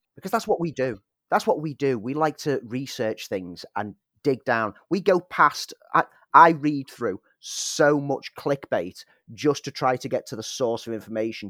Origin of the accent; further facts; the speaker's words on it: Liverpool, North West England, United Kingdom; I'm from Liverpool